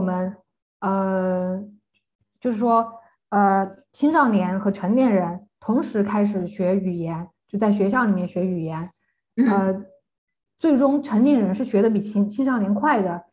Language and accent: Chinese; China; now in Germany; 我们中国人